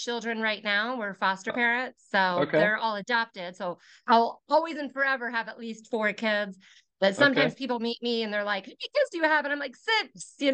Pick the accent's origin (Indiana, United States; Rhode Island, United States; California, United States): Indiana, United States; Westfield; I was born and raised in Westfield. So I'm a 40-year resident.